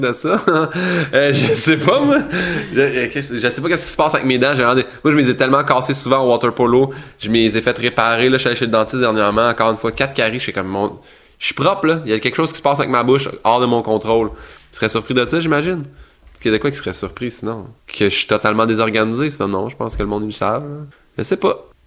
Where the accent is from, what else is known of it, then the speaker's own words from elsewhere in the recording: Saint-Hyacinthe, Quebec, Canada; je vais descendre à Saint-Hyacinthe, qui est ma ville natale